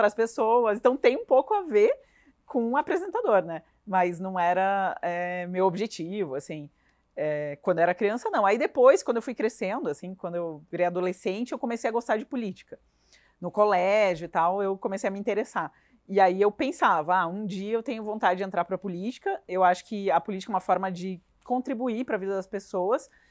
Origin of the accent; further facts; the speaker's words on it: Rondônia, Brazil; now in Curitiba, Brazil; eu passei a minha infância em Rondônia, que é no norte do país